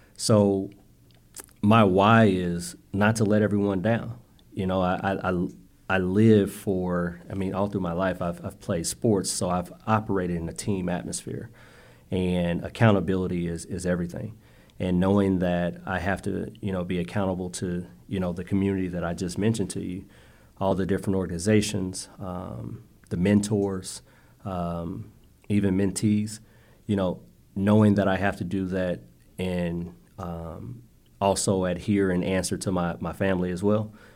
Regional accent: Indianapolis, Indiana, United States; I'm from the west side of Indy. Uh, grew up near, uh, Marion College, uh, Riverside

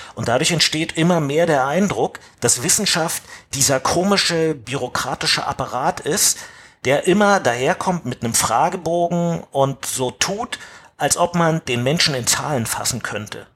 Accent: East Germany, Germany; Also ähm, ich bin Ossi. Ja, und irgendwann hat das Land, in dem ich gelebt habe, sich sozusagen einem anderen Land angeschlossen

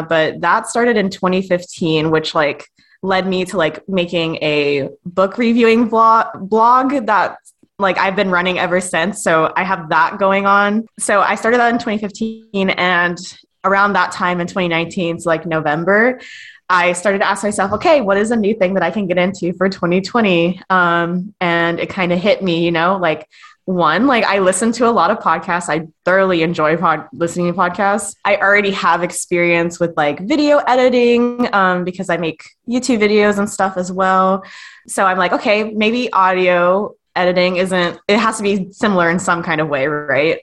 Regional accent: Long Beach, California, United States; moved away as an adult; now in Oregon, United States; I grew up in Long Beach, California, so I am, like, 20 minutes from the Pacific Ocean

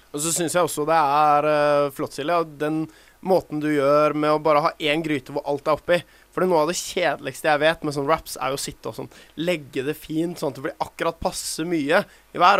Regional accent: Oslo, Norway; now in Bergen, Norway; Jeg vokste opp i Oslo

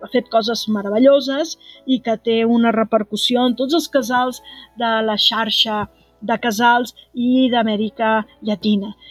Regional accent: Catalonia, Spain; com a catalans

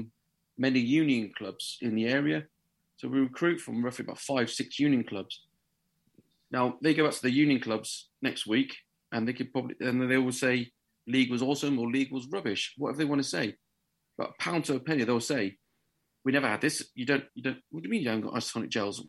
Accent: Hull, Yorkshire and the Humber, United Kingdom; accent: Yorkshire; now in Devon, United Kingdom; I class myself as a Yorkshireman to a degree. I was born in Hull, but I'm more of a nomad, being ex-army. I've been everywhere.

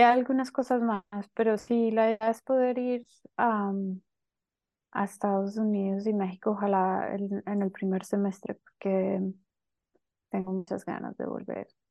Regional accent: Colombia; moved away as an adult; also born or lived in Barcelona, Spain; now in Berlin, Germany; soy colombiana, em, llevo como 8 o 9 años viviendo en Berlín, antes estaba en Barcelona

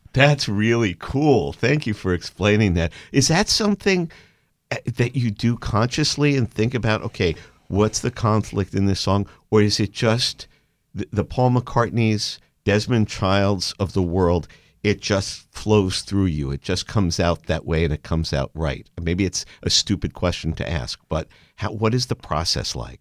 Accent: New York City, New York, United States; I'm a kid from Brooklyn

